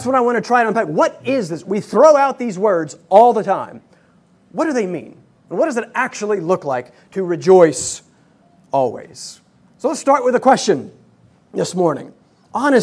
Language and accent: English; Hickory, North Carolina, United States; now in New York City, United States; I'm from Hickory, North Carolina. So we are North Carolinians now finding ourselves in the city.